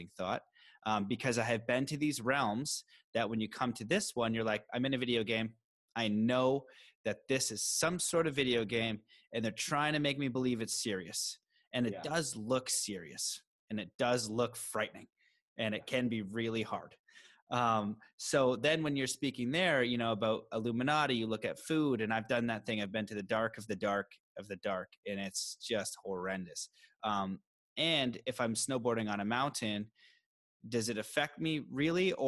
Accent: Canada; me as a Canadian

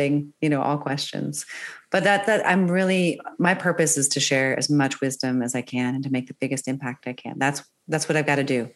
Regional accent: Northern Virginia, United States; born or raised there; moved away as an adult; also born or lived in Maryland / New York City / Switzerland / Germany; now in California, United States

